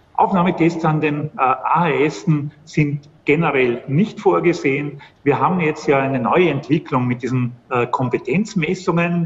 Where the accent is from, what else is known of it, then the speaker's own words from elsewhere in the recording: Schruns, Vorarlberg, Austria; moved away; also born or lived in Vienna; Ich komme selber aus Schons, aus dem Montafon, bin dort in die Hauptschule gegangen